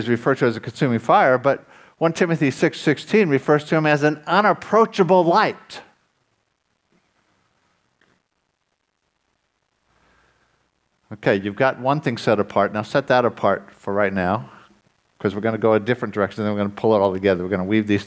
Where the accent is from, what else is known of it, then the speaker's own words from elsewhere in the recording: United States; moved away; when I grew up in the States